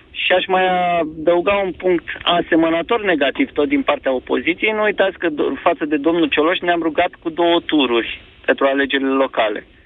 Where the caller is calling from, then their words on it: Slobozia, Ialomița County, Romania; …, sunt de la Slobozia.